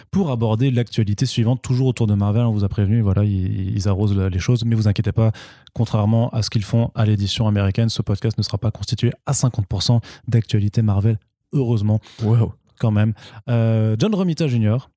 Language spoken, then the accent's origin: French; France; phonétiquement, en tant que français, on va le lire Torun Grönbeck